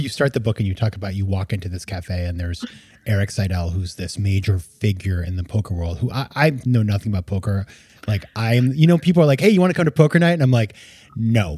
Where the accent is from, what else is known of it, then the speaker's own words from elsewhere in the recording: Maine, United States; moved away as an adult; also born or lived in New York City; I'm from Maine